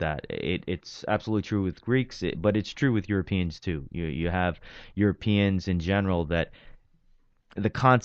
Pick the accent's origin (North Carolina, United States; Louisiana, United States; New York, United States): New York, United States; New York City; also born or lived in Pennsylvania; I grew up in Brooklyn, born and raised in Brooklyn, Bensonhurst, Diker Heights